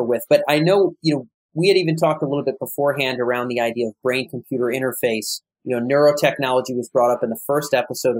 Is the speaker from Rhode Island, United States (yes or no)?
yes; Rhode Island, United States; my home state of Rhode Island